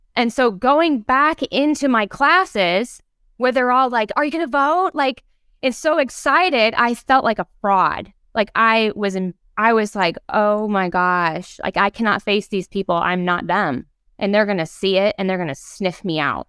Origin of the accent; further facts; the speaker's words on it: Ohio, United States; I grew up in Ohio, where in elementary school, part of our field trips were to go to the homes of people who had provided spaces for the Underground Railroad